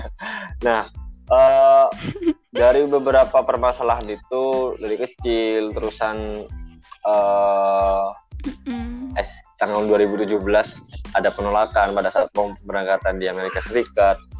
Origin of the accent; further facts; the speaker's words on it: Probolinggo, East Java, Indonesia; aku kan dari Probolinggo nih ya asalnya